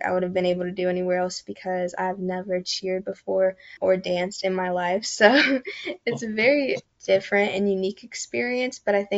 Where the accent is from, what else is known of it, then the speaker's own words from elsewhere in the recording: Louisville, Kentucky, United States; I grew up in the East End of Louisville, and I currently still reside there